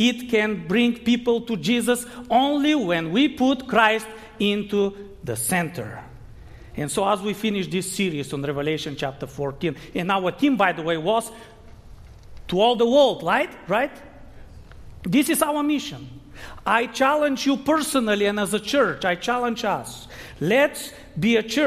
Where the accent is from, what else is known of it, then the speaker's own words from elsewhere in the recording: Bulgaria; moved away; I grew up in Bulgaria, but I'm still a Seventh-day Adventist